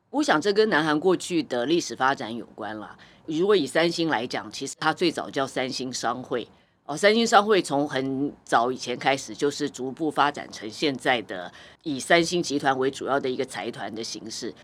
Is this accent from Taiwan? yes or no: yes; Taiwan; 就是我们台湾人很非常知道这个辛拉面之父哦